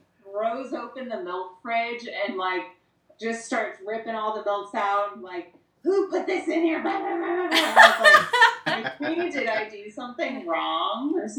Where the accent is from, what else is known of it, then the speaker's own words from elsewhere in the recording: Long Beach, California, United States; the youngest of the two. I'm born and raised in Long Beach. Long Beach native.